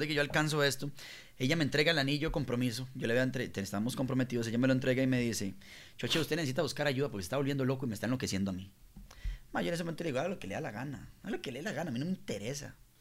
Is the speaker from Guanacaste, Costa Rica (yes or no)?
yes; La Liga, Guanacaste, Costa Rica; now in Santa Ana, Costa Rica; yo soy de la Liga, de Guanacaste, pero vivo en Santana.